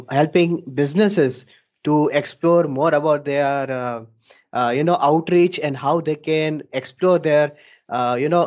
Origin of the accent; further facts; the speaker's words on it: Dubai, United Arab Emirates; now in Ahmedabad, India; So, uh, starting my journey, so I was born and brought up in Dubai, and thereafter I we all shifted to India, and in Ahmedabad city